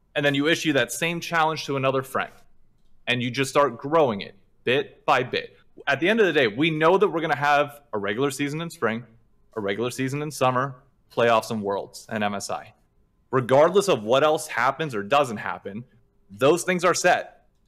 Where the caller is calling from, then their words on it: New York City, New York, United States; calling from Hell's Kitchen in New York City